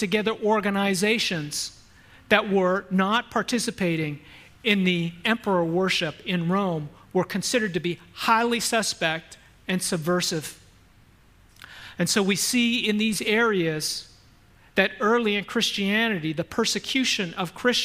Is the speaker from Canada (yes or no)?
yes; Canada; moved away; I grew up in Canada